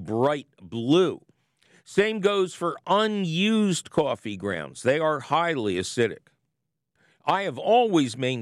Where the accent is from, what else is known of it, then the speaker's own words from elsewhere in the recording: Philadelphia, Pennsylvania, United States; I'm a Philadelphian